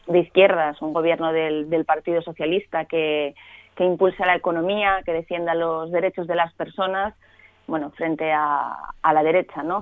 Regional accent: Asturias, Spain; a los asturianos y a las asturianas

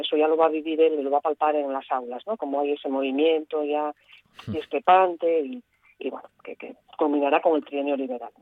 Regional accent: Gijón, Asturias, Spain; Yo soy una gijonesa que veraneaba encantadísima de niña en casa de mis abuelos en, Cabrales

